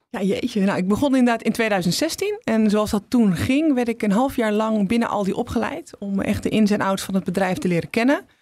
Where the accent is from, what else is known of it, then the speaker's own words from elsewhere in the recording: Netherlands; als Nederlanders